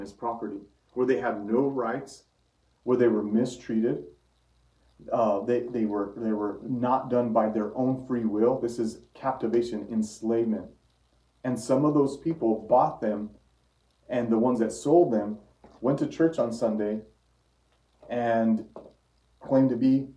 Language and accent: English; Santa Fe, New Mexico, United States; my hometown is Santa Fe, New Mexico.